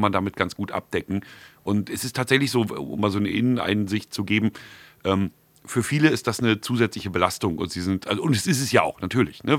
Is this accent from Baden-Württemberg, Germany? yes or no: no; Mecklenburg-Vorpommern, Germany; bei uns in Mecklenburg Plüschnorse